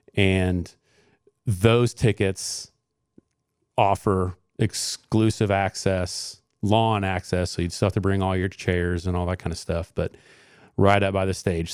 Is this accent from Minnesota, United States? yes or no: no; Johnson County, Indiana, United States; I grew up in Johnson County. I, I'm a graduate of Center Grove Community School Corporation